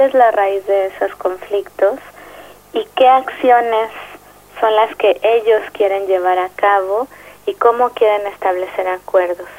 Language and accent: Spanish; Mexico City, Mexico; soy psicóloga social y soy de la Ciudad de México.